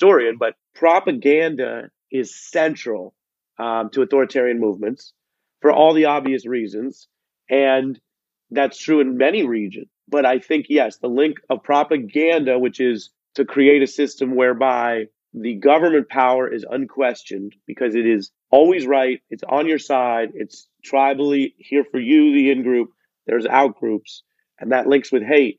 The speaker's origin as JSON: {"language": "English", "town": "Seattle", "region": "Washington", "country": "United States", "said": "I'm from Seattle"}